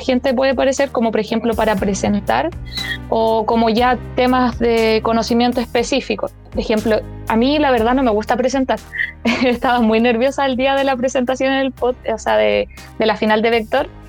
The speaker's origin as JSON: {"language": "Spanish", "country": "Chile", "tie": "born or raised there", "moved": "as an adult", "lives_now": "Santiago, Chile", "said": "yo vengo de, de, región, no soy santiaguina, eh, entonces yo estaba acostumbrada como a un tipo de educación y llegar a, la universidad es hacer ese cambio de pasar de toda la educación en colegios municipales de región a la universidad en Santiago"}